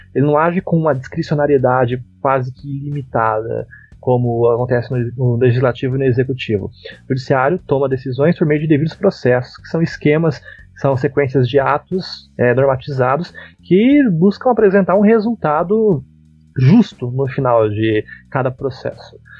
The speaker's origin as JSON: {"language": "Portuguese", "town": "Araucária", "region": "Paraná", "country": "Brazil", "said": "Eu sou um humilde paranaense. Por acaso é araucariense, né? Porque eu sou da região metropolitana de Curitiba."}